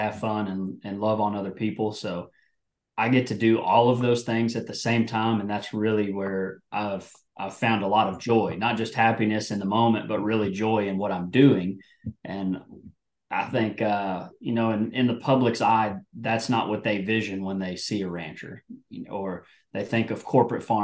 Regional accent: North Texas, United States; I'm from North Texas. My family's been ranching in Texas since 1895

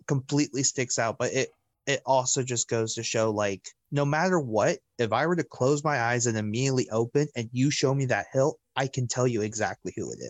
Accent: Orlando, Florida, United States; I grew up in Orlando

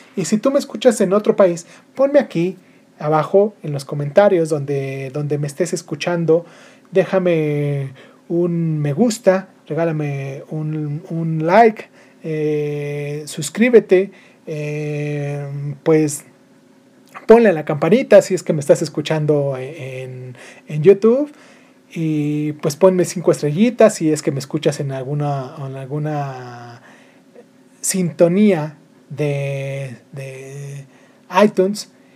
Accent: Mexico; also born or lived in Michoacán; now in Morelia, Mexico; aquí en mi país porque pues de acá soy

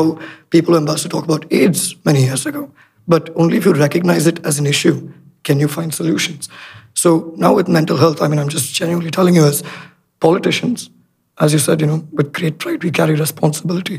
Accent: India; now in Sri Lanka; I grew up in India for a fair amount of time

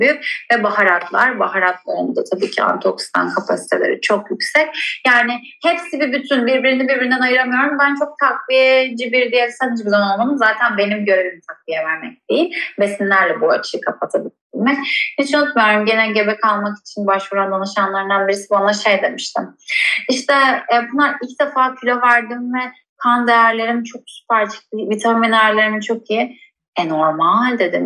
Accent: Bodrum, Muğla, Turkey; ben Ege'de büyüdüm. Özellikle de Bodrum'da büyüdüm.

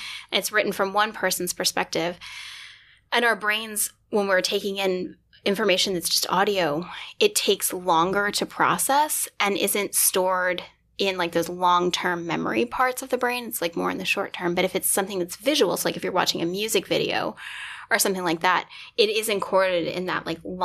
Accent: Huntsville, Alabama, United States; I grew up in Huntsville, Alabama

